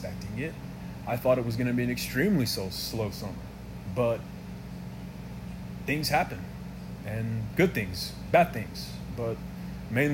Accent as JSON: {"language": "English", "town": "Hobbs", "region": "New Mexico", "country": "United States", "tie": "born or raised there", "moved": "yes", "lives_now": "Lubbock, United States", "said": "one of my hometown teams, the Hobbs Eagles"}